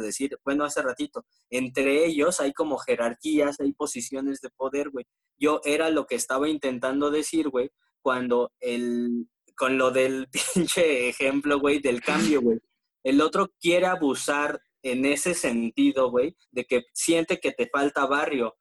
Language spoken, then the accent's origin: Spanish; State of Mexico, Mexico; Yo no soy chilango, güey, yo soy del Estado de México, güey, soy foráneo